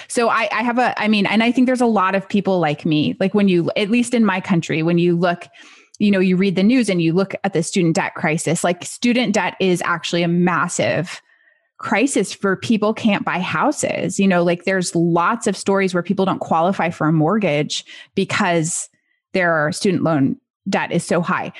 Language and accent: English; United States; as an American